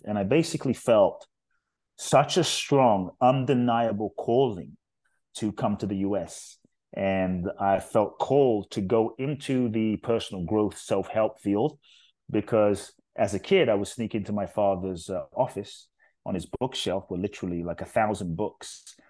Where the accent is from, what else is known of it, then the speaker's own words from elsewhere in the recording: London, United Kingdom; also born or lived in Ghana; now in United States; I grew up in London, um, South London, actually, Brixton, Peckham, um, Thornton Heath, um, Dulwich